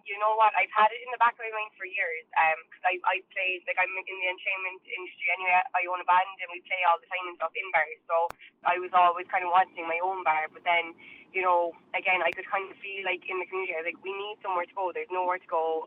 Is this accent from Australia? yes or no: no; Tralee, Munster, Ireland; moved away as an adult; now in Cork, Ireland; I'm from Kerry as well. I'm from Tralee